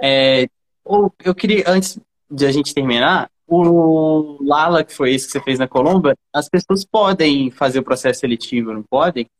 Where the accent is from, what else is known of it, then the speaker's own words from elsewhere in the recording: Brazil; eu sou brasileiro